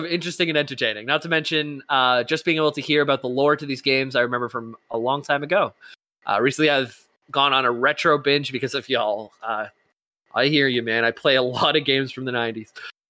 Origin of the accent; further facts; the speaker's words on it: Utah, United States; P.S. I'm from Utah in the USA, and yes, I'm a Mormon, but I bring it up every time I hear y'all bring up Utah.